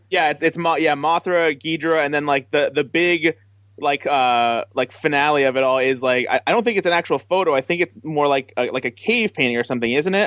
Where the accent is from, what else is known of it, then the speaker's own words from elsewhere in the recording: Midwest, United States; I'm from the Midwest